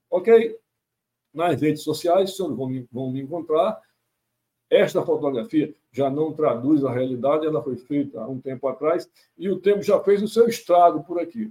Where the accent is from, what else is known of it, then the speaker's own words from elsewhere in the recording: Manaus, Amazonas, Brazil; moved away as an adult; eu sou natural de Manaus, mas não apenas dessa Manaus bonita, a Manaus do Teatro Amazonas, mas a Manaus principalmente das beiras de rio, dos igarapés, dessa área de periferia, que foi onde eu nasci, me criei, vivi pelo menos até os 18 anos